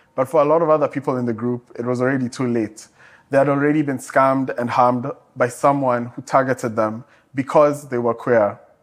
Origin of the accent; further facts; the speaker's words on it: Kenya; my home country, Kenya